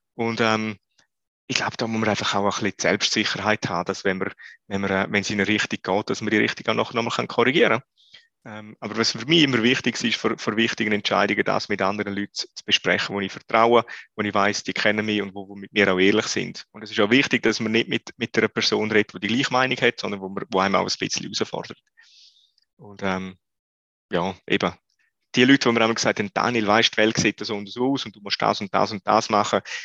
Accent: Switzerland; wir als Schweizer

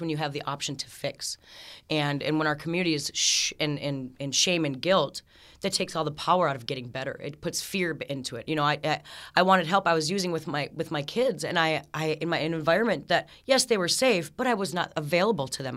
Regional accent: Aitkin, Minnesota, United States; moved away as an adult; now in Ogilvie, United States; I grew up in Aiken, Minnesota

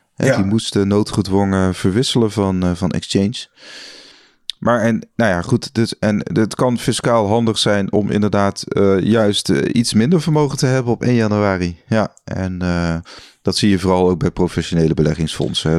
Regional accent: Netherlands; ik als Nederlander

